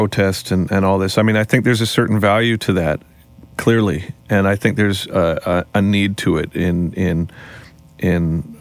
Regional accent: Canada; as a Canadian band

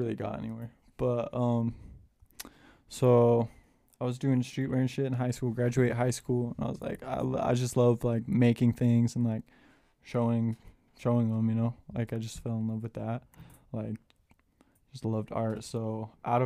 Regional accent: West Jordan, Utah, United States; also born or lived in Murray, Utah; I grew up in West Jordan

